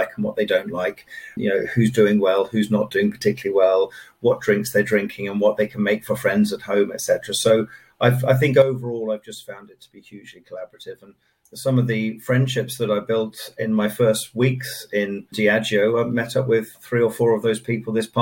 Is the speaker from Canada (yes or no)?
no; Kent, South East England, United Kingdom; moved away as an adult; also born or lived in Dusseldorf, Germany / Frankfurt, Germany; now in Ireland; I grew up in Kent in southeast England. I lived most of my formative years there.